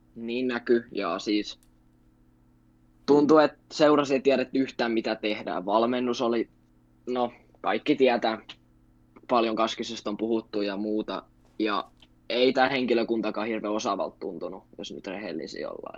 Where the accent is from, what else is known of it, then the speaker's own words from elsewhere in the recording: Turku, Southwest Finland, Finland; asunut koko iän Turussa ja synnyin tänne